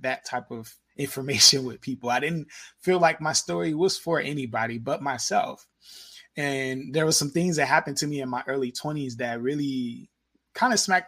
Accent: Indiana, United States; I grew up in Indiana

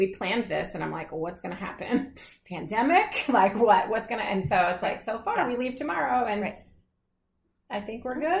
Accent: Tennessee, United States; I'm from Tennessee

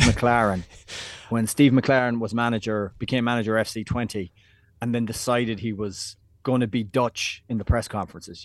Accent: Ireland; moved away as an adult; now in New York City, United States; back in Ireland, when I was going to school or college or into town

